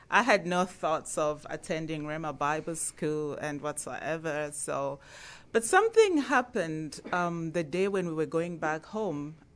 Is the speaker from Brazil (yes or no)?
no; Zambia; now in United States; I'm from Zambia in Africa.